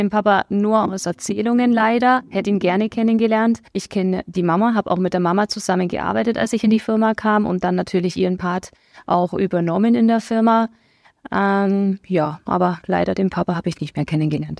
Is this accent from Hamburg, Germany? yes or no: no; Memmingen, Bavaria, Germany; moved away as an adult; also born or lived in Augsburg; now in Dasing, Germany; ich bin geboren in Memmingen im schönen Allgäu, ähm, bin dort auch zur Schule gegangen